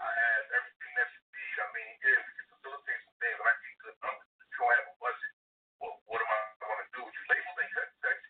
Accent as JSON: {"language": "English", "town": "Philadelphia", "region": "Pennsylvania", "country": "United States", "tie": "born or raised there", "also_born_or_lived": "Atlanta", "said": "I'm from Philly. I'm born and raised uptown. Did my dirt down west."}